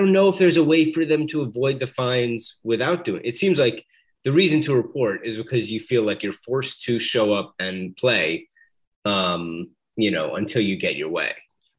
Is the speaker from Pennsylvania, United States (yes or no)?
yes; Philadelphia, Pennsylvania, United States; Really, we're from Philadelphia.